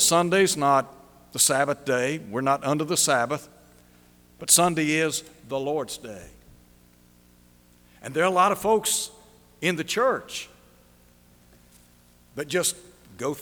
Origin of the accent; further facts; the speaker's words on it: Chattanooga, Tennessee, United States; I was just a boy growing up in Chattanooga